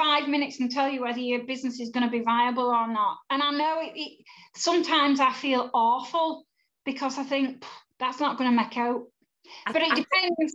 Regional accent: Yorkshire and the Humber, United Kingdom; I'm a Yorkshire girl

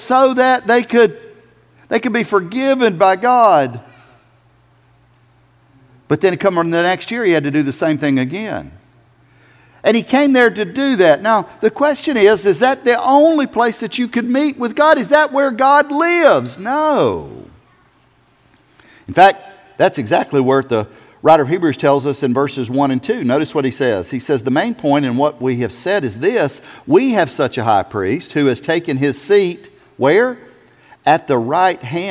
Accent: South Carolina, United States; I'm from South Carolina

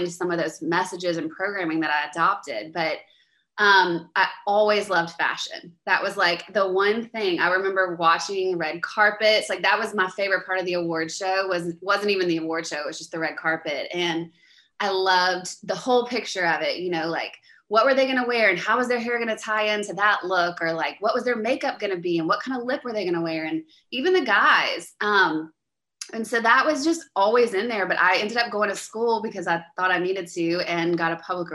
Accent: Louisiana, United States; I'm from Louisiana, so anyone from the States listening knows I'm kind of like a raging Cajun

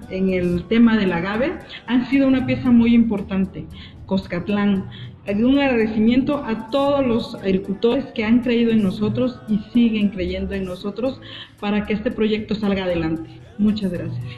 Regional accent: Mexico

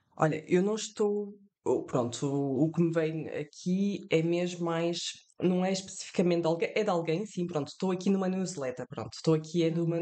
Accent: France; moved away; estou de viagem entre França e Portugal eu e os meus pais, eu nasci em França, e uh, todos os anos nós vínhamos de férias a Portugal

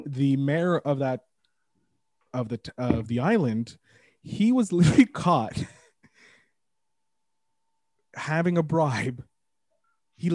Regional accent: Quebec, Canada

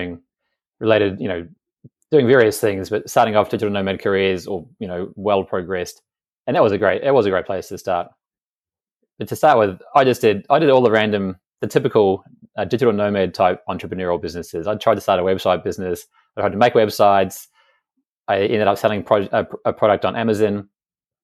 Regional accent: New Zealand; moved away as an adult; also born or lived in Australia / Thailand; I'm originally from New Zealand

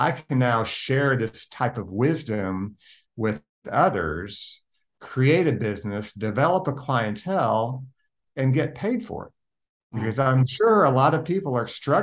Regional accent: Oklahoma City, Oklahoma, United States; I was born and raised in Oklahoma City

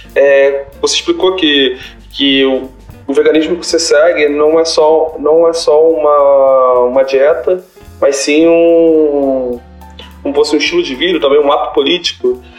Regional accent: Rio de Janeiro, Brazil; sou da Zona Norte, mas um bairro bem pobre

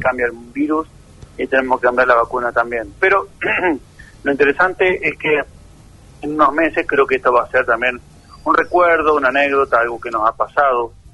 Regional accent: near the Atlantic, Buenos Aires Province, Argentina; also born or lived in La Plata; now in Darregueira, Argentina; Yo soy de la provincia de Buenos Aires, ¿viste? Y nací cerca del mar Atlántico si no, sino crecí en cerca del mar Atlántico porque nací en Buenos Aires.

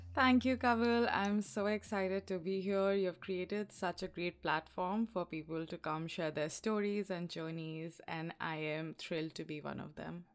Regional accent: Allahabad, Uttar Pradesh, India; moved away as an adult; also born or lived in Lucknow; now in Washington, D.C., United States; I grew up in um, Allahabad and uh, I was there until I was 13

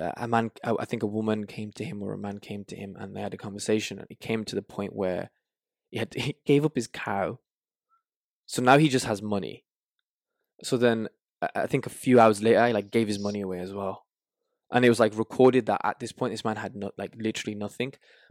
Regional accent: Tangier, Tanger-Tetouan-Al Hoceima, Morocco; Oh, wow. That's where I'm from. That's where my mom's from.

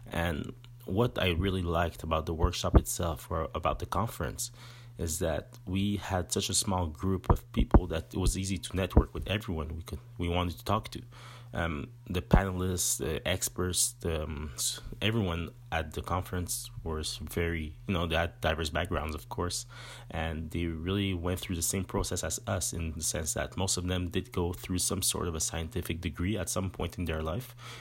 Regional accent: Montreal, Quebec, Canada; accent: French; first language French; English is a second language; I'm from the Montreal region, more or less, and I speak French, as you can see in my accent

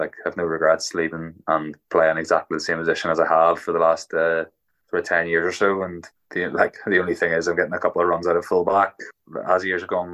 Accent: Ulster, Northern Ireland, United Kingdom; growing up as a Ulsterman

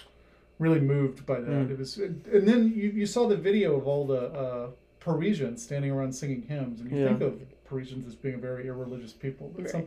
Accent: Gwinnett County, Georgia, United States; moved away as an adult; also born or lived in Minnesota / Woodstock, Georgia; I grew up in Gwinnett County.

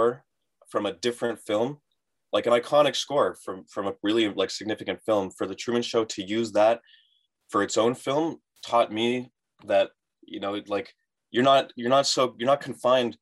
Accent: Vaughan, Ontario, Canada; I was from Vaughan

